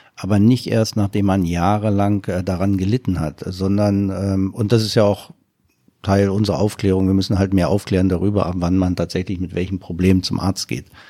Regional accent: East Germany, Germany; ich komme ja aus dem Osten

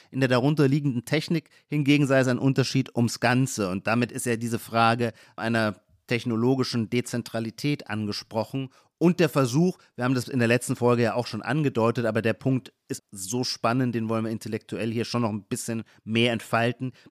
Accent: Heidelberg, Baden-Württemberg, Germany; now in Berlin, Germany; das ist, wo ich herkomme. Ich komme aus Heidelberg, Rhein-Neckar-Kreis

